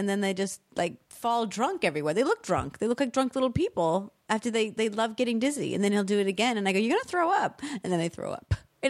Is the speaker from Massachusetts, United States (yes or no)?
yes; Boston, Massachusetts, United States; like I grew up in Boston